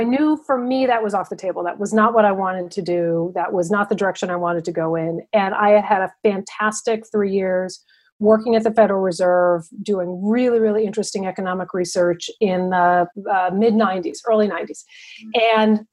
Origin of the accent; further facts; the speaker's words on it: Northern Connecticut, United States; moved away as an adult; also born or lived in Maine; I grew up in Northern Connecticut.